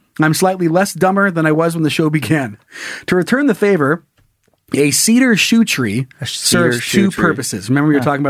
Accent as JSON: {"language": "English", "region": "Florida", "country": "United States", "tie": "born or raised there", "said": "So for perspective, I grew up in Florida, which is completely flat."}